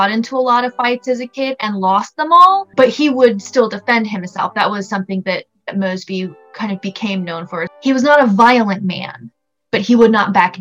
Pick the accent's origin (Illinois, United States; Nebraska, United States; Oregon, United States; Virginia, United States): Virginia, United States; Fredericksburg; I'm a military brat, but I've lived in Virginia since I've been going to school. I'm kind of from the Fredericksburg area originally.